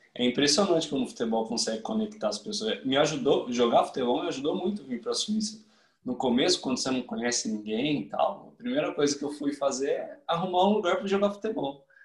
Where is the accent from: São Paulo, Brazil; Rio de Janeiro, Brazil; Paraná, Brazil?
São Paulo, Brazil; Campinas; moved away as an adult; now in Switzerland; eu sou de Campinas, São Paulo